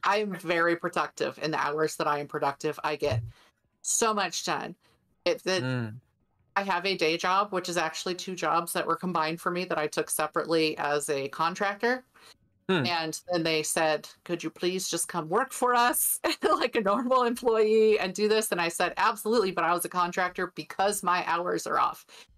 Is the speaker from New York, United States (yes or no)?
no; California, United States; born there; now in Colorado, United States; I was born in California. My husband was born in Texas and here we ended up in Colorado.